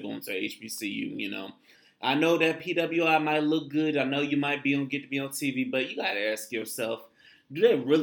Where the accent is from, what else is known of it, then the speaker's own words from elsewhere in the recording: Tampa, Florida, United States; I'm from Tampa